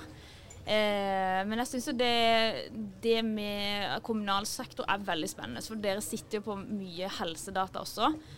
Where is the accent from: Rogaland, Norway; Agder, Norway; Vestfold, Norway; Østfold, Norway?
Agder, Norway; Kristiansand; moved away as an adult; also born or lived in Trondheim; now in Oslo, Norway; jeg er fra Kristiansand, som dere kanskje hører